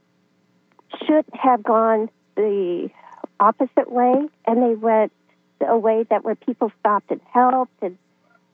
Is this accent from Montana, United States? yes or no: yes; Montana, United States; moved away; also born or lived in Tennessee; I moved my children and myself from Tennessee back to Montana, my home state.